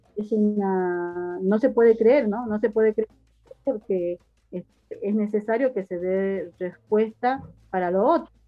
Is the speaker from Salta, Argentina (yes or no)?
yes; San Carlos, Salta, Argentina; yo soy del paraje del Vallar a tres kilómetros del pueblo